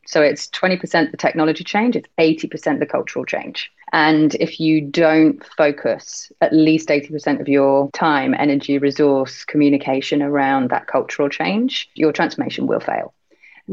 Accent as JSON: {"language": "English", "country": "United Kingdom", "accent": "British", "moved": "yes", "lives_now": "Hong Kong", "said": "as you can probably tell from my accent, I'm British. So I was brought up in very much a kind of always stiff upper lip"}